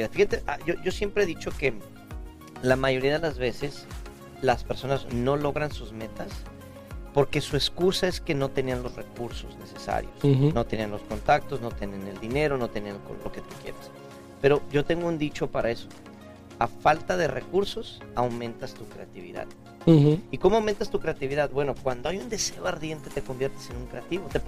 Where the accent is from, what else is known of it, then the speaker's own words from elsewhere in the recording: Mexico; de México.